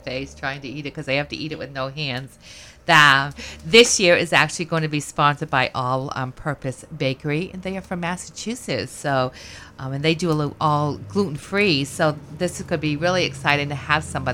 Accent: United Kingdom; moved away; I'm a Brit girl myself

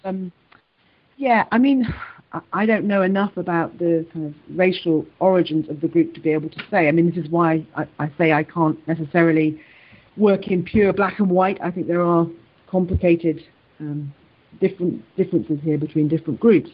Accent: Wales, United Kingdom; moved away; also born or lived in London / England; I was born in London. I was taken to Wales. I grew up in Wales, then moved back to England, and then have moved recently back to Wales

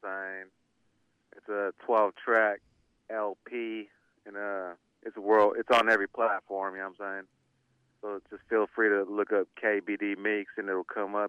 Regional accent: Sacramento, California, United States; also born or lived in San Jose, California; I was born in San Jose, but I grew up in Sacramento

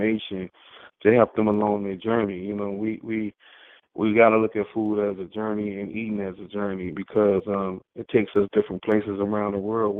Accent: Chicago, Illinois, United States; I'm from Chicago, South Side, the Inglewood community, which is the largest community in the city of Chicago

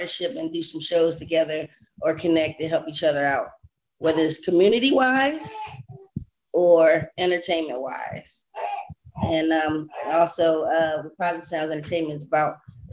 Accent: Los Angeles, California, United States; now I'm in Crenshaw District. I'm from

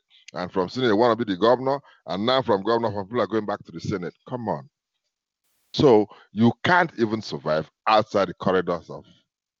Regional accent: Akwa Ibom, Nigeria; now in Atlanta, United States; I'm from Akwa Ibom

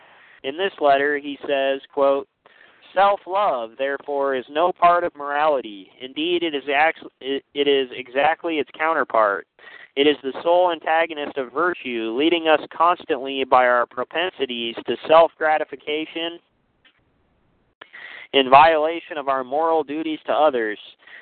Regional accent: United States; I was raised in the United States, which is arguably the most pluralistic and disestablished nation ever to exist.

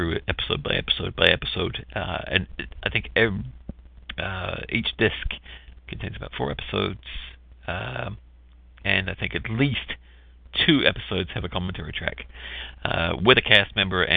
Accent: New Zealand; moved away; I'm from New Zealand

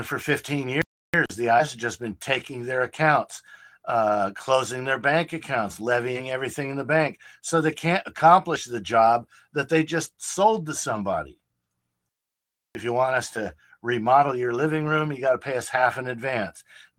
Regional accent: Philippines; now in United States; I'm a citizen of the United States. I came here from the Philippines and was naturalized in 1983.

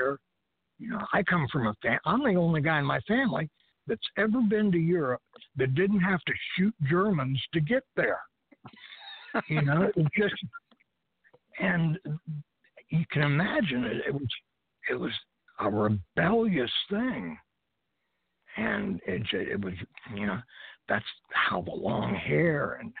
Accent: United States; I'm an American.

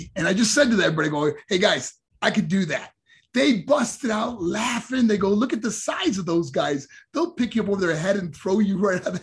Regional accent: New York, United States; moved away as an adult; also born or lived in Colorado Springs, Colorado; my first professional boxing match in my hometown in New York

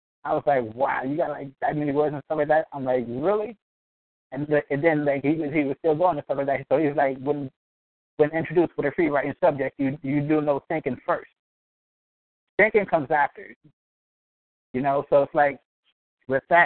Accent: New York City, New York, United States; now in Norfolk, United States; I'm from Brooklyn, New York, but I currently reside in Norfolk, Virginia

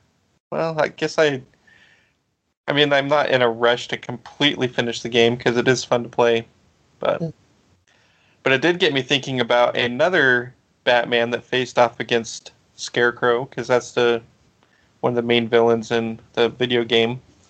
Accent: South Africa; Like, well, I am from South Africa.

